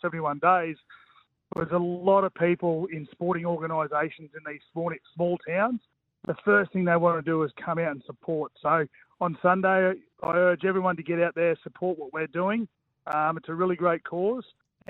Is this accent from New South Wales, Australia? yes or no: no; Queensland, Australia